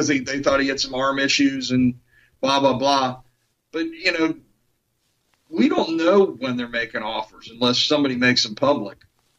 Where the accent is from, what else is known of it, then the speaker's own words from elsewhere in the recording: Missouri, United States; but I'm from Missouri. They have to show me before I'm going to believe it.